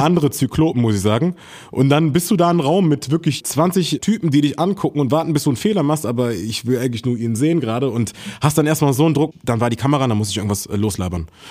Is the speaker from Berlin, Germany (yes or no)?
yes; Berlin, Germany; ich bin in Berlin groß geworden